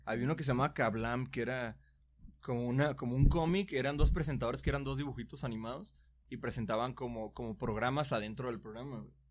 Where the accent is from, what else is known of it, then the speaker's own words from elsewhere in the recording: Guadalajara, Jalisco, Mexico; soy de Guadalajara